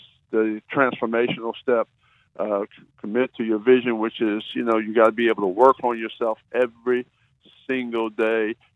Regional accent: Wildwood, New Jersey, United States; I'm from Wildwood

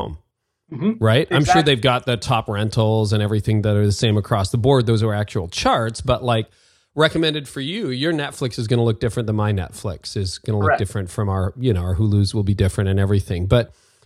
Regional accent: Canada; I'm Canadian

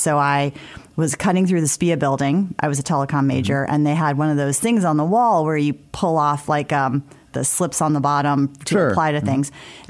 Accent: South Bend, Indiana, United States; because I grew up in South Bend, like everybody's good in football, right?

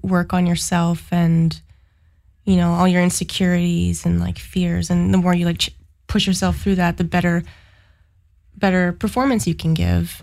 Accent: Sudbury, Ontario, Canada; now in Ottawa, Canada; I have lived in Ottawa for about 10 years, but I'm actually from Sudbury.

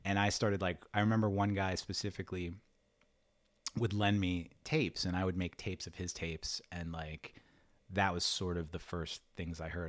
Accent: New York City, New York, United States; also born or lived in Long Island; I grew up in Queens

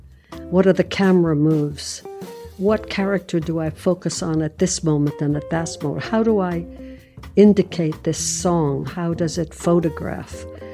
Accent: New York City, New York, United States; I'm from Brooklyn.

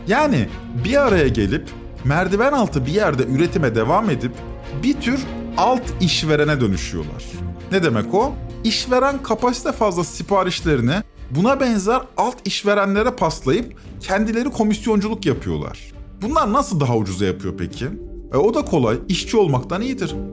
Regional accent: Syria; now in Turkey; Yok ben Suriyeliyim.

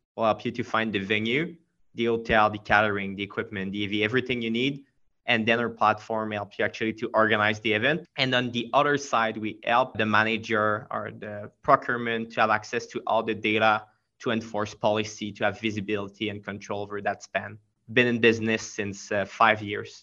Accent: Quebec, Canada; accent: French; English is a second language; i'm from quebec so i have a pretty pretty strong french accent

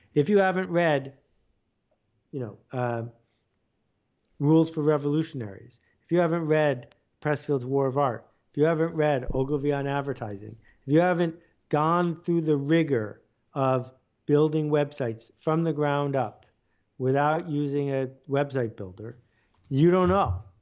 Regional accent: Buffalo, New York, United States; I grew up in Buffalo, New York.

